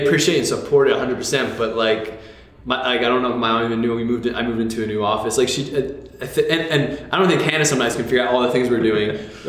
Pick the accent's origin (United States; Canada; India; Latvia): United States; New Jersey; now in Washington, D.C., United States; I grew up in New Jersey.